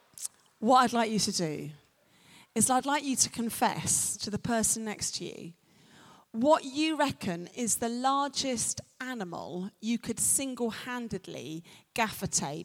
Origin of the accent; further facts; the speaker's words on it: London, United Kingdom; accent: North London; I'm a Londoner, and in London, we say, innit